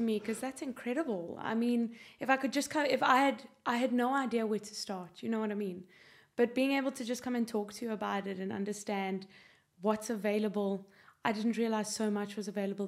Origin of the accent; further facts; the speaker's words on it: South Africa; now in Ireland; I don't sound Irish. I'm South African